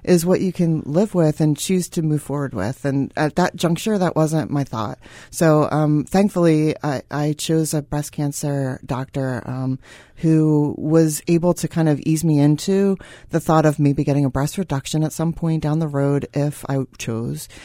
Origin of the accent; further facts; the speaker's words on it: Philadelphia, Pennsylvania, United States; I'm from Philadelphia